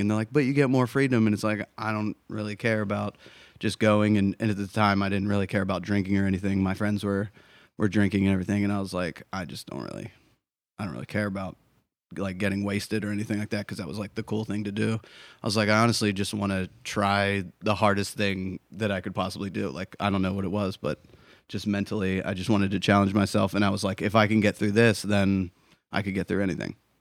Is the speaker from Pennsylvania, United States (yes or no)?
yes; Pittsburgh, Pennsylvania, United States; moved away as an adult; also born or lived in Miami / San Diego / Chicago; now in New Hampshire, United States; I was born in Miami, spent most of my life in Pittsburgh, Pennsylvania.